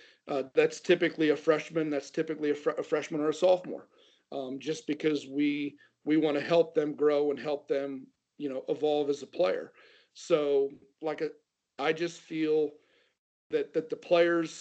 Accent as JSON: {"language": "English", "region": "Ohio", "country": "United States", "tie": "born or raised there", "said": "growing up in Ohio"}